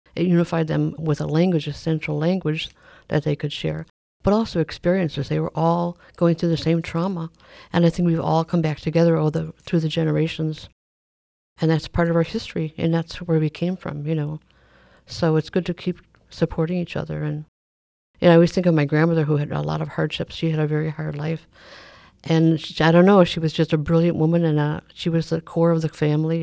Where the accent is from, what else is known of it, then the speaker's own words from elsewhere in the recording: Milwaukee, Wisconsin, United States; also born or lived in Oneida, Wisconsin; I am actually born and raised in Milwaukee as well